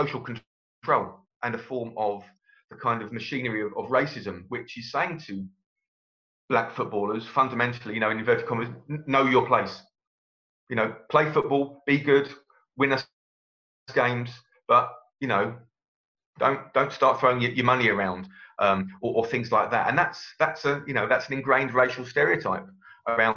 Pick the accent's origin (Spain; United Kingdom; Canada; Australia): United Kingdom; Brighton, South East England; I was born in Brighton, and I've lived in Brighton all my life, apart from my time away at university